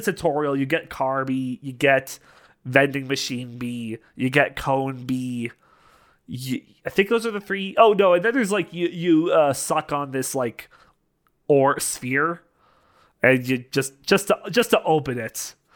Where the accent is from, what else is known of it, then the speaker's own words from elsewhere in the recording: Canada; I'm a Canadian